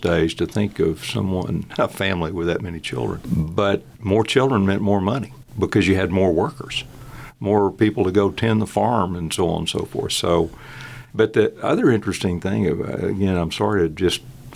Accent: Corpus Christi, Texas, United States; I was born and raised in Corpus Christi.

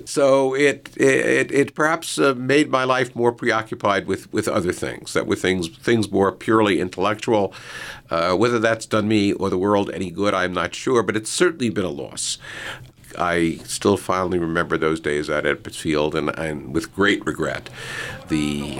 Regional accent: New York City, New York, United States; first language English; I grew up in Brooklyn in the 1950s, and I was a passionate Dodger fan.

